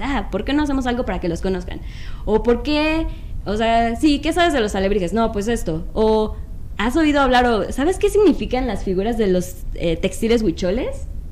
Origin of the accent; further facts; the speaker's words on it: Mexico City, Mexico; De la Ciudad de México